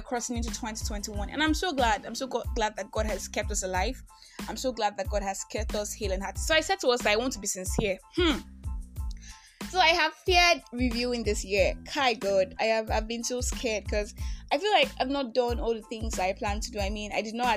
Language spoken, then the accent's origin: English; Nigeria; I'm that Nigerian Christian talkaholic